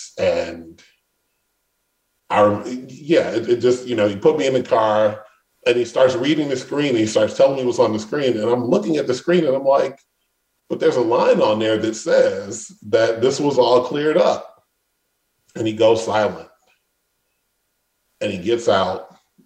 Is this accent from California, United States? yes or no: no; Detroit, Michigan, United States; I grew up in Detroit.